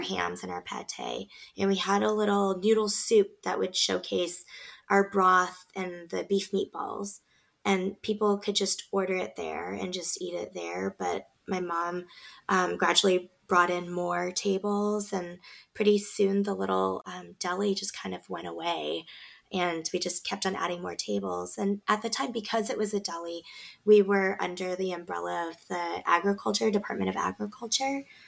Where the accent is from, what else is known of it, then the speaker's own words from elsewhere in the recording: Beaverton, Oregon, United States; we grew up in Beaverton